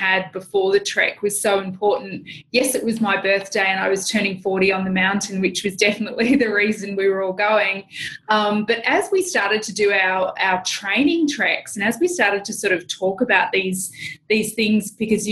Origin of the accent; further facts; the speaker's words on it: New Zealand; I'm from New Zealand.